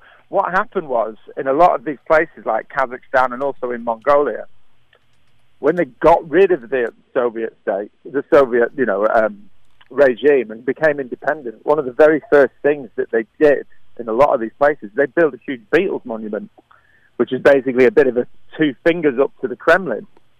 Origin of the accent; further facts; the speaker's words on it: North West England, United Kingdom; accent: Scouse; Oh, well, just outside of Liverpool, actually.